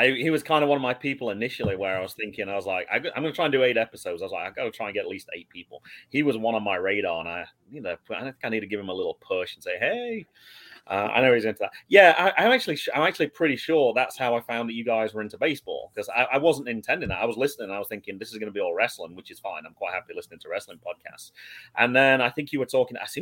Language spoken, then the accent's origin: English; England, United Kingdom; also born or lived in North Carolina; now in United States; I'm from Old England